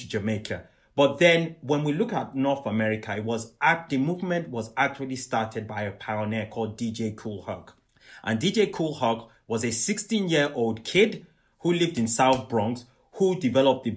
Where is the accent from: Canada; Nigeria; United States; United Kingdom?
Nigeria; Where I come from, I'm Nigerian, I'm Yoruba